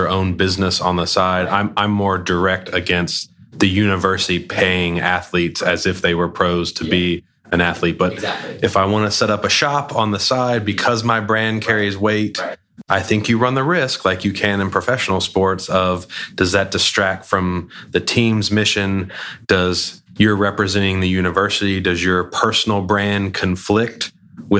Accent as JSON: {"language": "English", "town": "Charlotte", "region": "North Carolina", "country": "United States", "tie": "born or raised there", "said": "I grew up in Charlotte, you know, since I was 3 years old."}